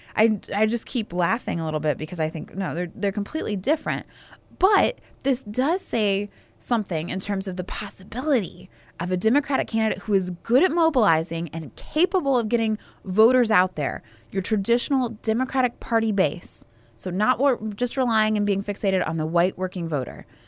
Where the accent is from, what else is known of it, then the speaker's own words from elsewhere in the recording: Alabama, United States; I am from Alabama